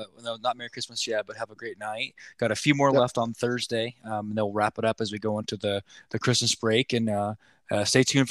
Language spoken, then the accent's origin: English; Lawton, Oklahoma, United States; I know we grew up in Lawton